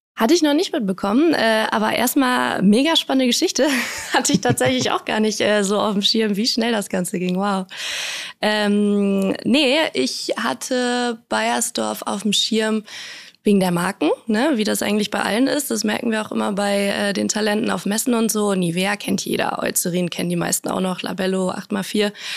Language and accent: German; Münster, North Rhine-Westphalia, Germany; moved away as an adult; now in Hamburg, Germany; Ich bin ähm, in Münster aufgewachsen, ganz behütet